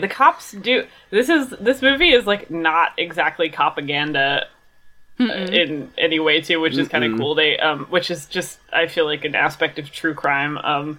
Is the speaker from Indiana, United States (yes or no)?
yes; Indiana, United States; Yeah, no, I feel it. I'm from Indiana.